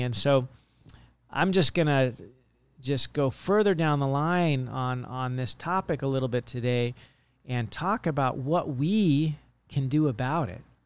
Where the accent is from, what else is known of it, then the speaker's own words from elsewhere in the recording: Monterey Bay, California, United States; now in Hawaii, United States; I grew up in the Monterey Bay, and there was nothing but fields